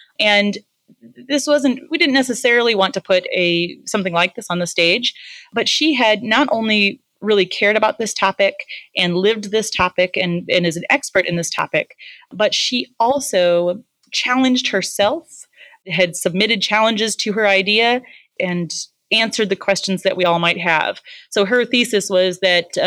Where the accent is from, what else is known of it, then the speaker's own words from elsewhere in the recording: Midwest, United States; I'm from the Midwest